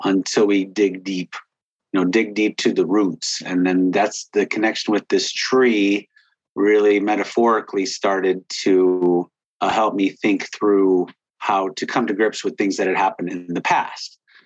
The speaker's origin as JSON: {"language": "English", "town": "Whiting", "region": "Indiana", "country": "United States", "tie": "born or raised there", "moved": "as an adult", "said": "I wanted to get back to my hometown. This is where my parents were born and raised, and so was"}